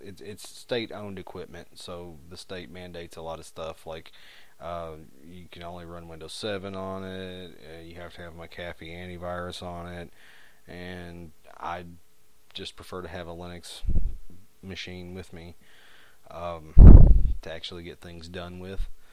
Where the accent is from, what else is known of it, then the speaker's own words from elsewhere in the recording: United States; accent: hillbilly; my terrible hillbilly accent